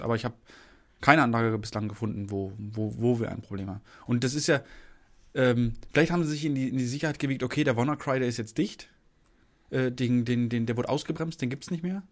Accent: Lower Saxony, Germany; moved away; ich kenn's ja von, von zu Hause, ich komme aus Niedersachsen

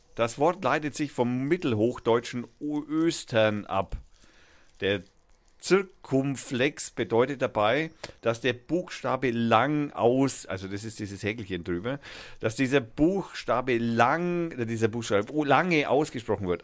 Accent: Germany; bei uns in Deutschland

